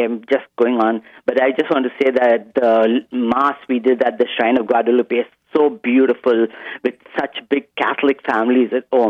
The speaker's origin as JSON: {"language": "English", "town": "Mumbai", "region": "Maharashtra", "country": "India", "tie": "born or raised there", "moved": "as an adult", "lives_now": "Canada", "said": "originally I'm from India, and in Bombay"}